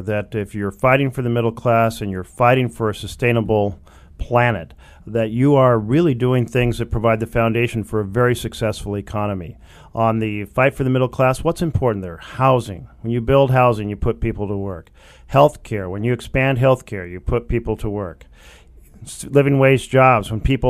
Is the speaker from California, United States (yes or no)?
no; Oregon, United States; we see it in my home state of Oregon